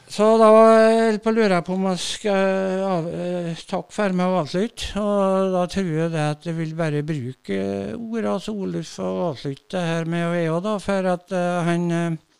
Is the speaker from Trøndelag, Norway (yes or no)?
yes; Rindal, Trøndelag, Norway; Jeg er født i Rindal